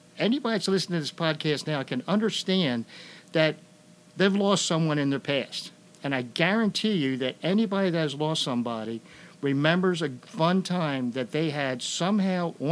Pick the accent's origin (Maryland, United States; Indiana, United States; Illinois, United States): Maryland, United States; Rodgers Forge; also born or lived in Dulaney Valley, Maryland; now in Baltimore, United States; I grew up in Rogers Forge